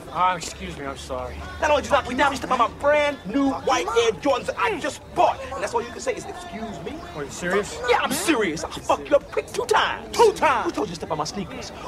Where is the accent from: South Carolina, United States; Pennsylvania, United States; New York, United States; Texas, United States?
New York, United States; Brooklyn; born there; I was born in Brooklyn.